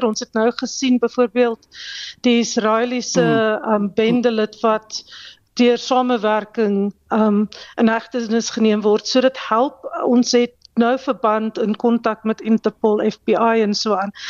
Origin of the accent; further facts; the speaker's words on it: South Africa; Ons as Suid-Afrikaners, ons praat Afrikaans by die huis, dan kom ons in die publiek dan praat ons skielik Engels.